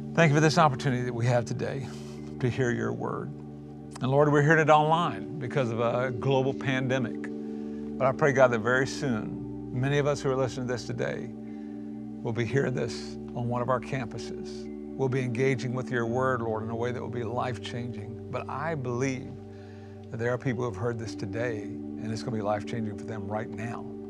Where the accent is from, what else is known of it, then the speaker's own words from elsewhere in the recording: South Carolina, United States; I grew up in South Carolina in a little tiny micro church.